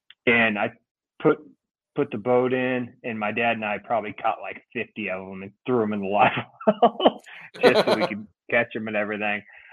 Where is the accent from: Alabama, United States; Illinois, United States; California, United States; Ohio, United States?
Illinois, United States; Central; I'm from Central Illinois